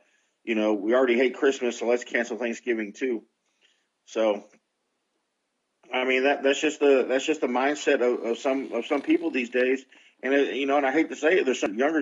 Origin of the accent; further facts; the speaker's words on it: United States; I'm an American